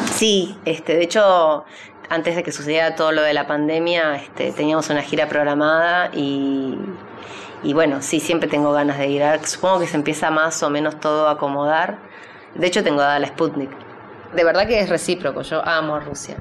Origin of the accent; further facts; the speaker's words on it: Uruguay; also born or lived in Argentina; now in San Isidro, Argentina; yo soy uruguaya, argentina, rusa